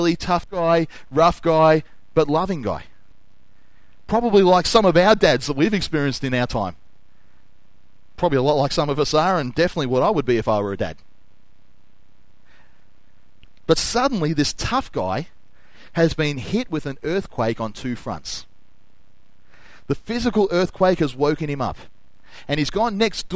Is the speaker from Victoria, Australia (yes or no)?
yes; Noble Park, Victoria, Australia; I came from Noble Park.